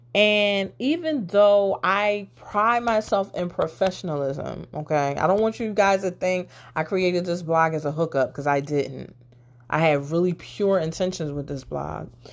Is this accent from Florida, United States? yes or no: no; Philadelphia, Pennsylvania, United States; I'm from Philly